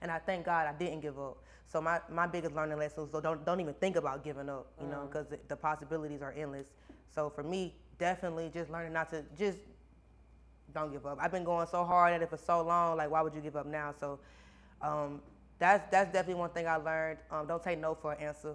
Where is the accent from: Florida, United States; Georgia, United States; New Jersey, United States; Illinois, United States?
Georgia, United States; Baxley; my hometown, Baxley